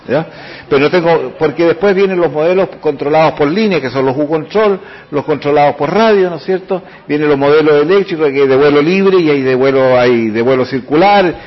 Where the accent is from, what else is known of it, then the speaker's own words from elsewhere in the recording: San Fernando, O'Higgins, Chile; yo soy el alumno del Liceo de Hombres, Neandro Chilin de San Fernando